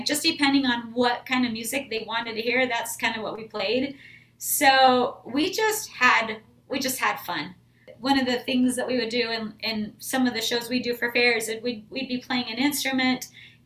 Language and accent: English; Idaho, United States; now in Texas, United States; I grew up in Idaho in a really small town and grew up playing music